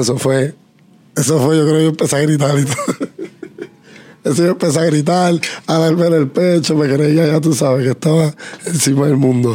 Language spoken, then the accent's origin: Spanish; Puerto Rico; somos puertorriqueños